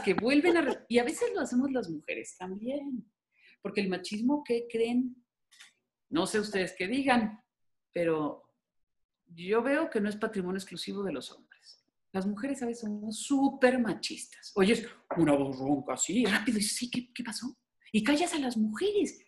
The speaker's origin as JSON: {"language": "Spanish", "town": "Guadalajara", "region": "Jalisco", "country": "Mexico", "said": "yo soy jalisciense, tapatía"}